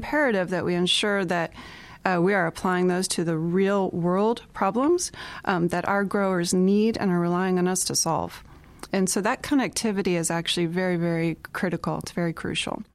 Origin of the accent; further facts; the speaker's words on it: Southwest Florida, United States; moved away as an adult; now in Iowa, United States; I grew up in Southwest Florida.